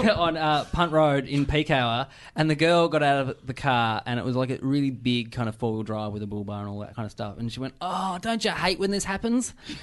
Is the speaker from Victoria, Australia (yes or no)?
no; Burnie, Tasmania, Australia; Burnie, Tasmania.